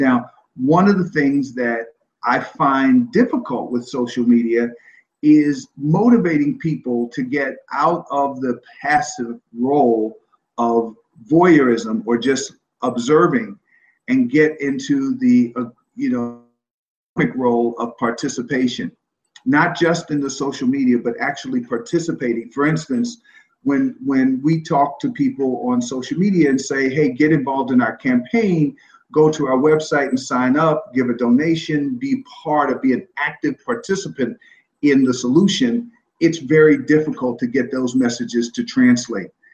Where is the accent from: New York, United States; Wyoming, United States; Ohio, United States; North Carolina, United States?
New York, United States; New York City; I am a New Yorker, uh, I have a New York attitude, and I have New York values